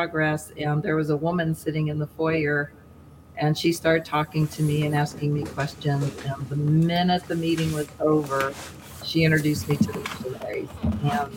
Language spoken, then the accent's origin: English; Ohio, United States; I'm from Ohio. I was born and raised here